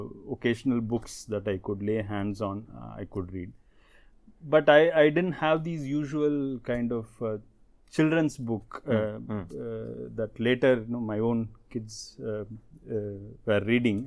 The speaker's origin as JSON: {"language": "English", "town": "Chennai", "region": "Tamil Nadu", "country": "India", "tie": "born or raised there", "moved": "yes", "lives_now": "Pune, India", "said": "The place where I was born and brought up in Chennai, it's in North Madras, one of the most congested localities of Chennai"}